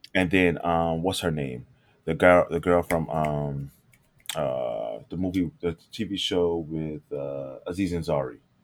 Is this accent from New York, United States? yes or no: yes; New York City, New York, United States; moved away; when I was growing up in, growing up in New York, it didn't grow us up fast